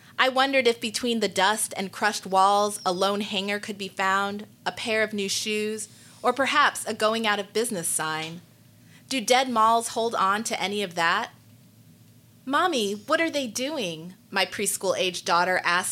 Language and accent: English; Anchorage, Alaska, United States; moved away as an adult; also born or lived in Pennsylvania / upstate New York / Jamaica (ancestry); now in Charlotte, United States; I am the child of Jamaican immigrants, and I was born and raised in Anchorage, Alaska